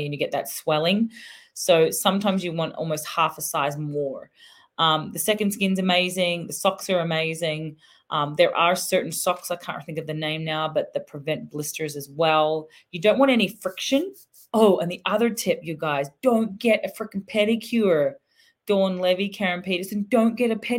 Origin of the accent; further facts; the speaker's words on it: Australia; I'm Aussie